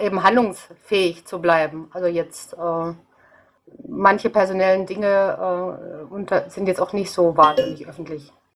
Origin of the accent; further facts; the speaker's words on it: North Rhine-Westphalia, Germany; now in Munich, Germany; zu meiner Heimat habe ich jetzt leider erst äh, jetzt über Twitter äh, Kontakt bekommen, das wäre eben Nordrhein-Westfalen